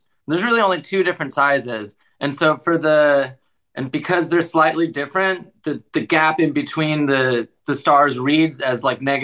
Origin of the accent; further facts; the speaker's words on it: Los Angeles, California, United States; I grew up in Los Angeles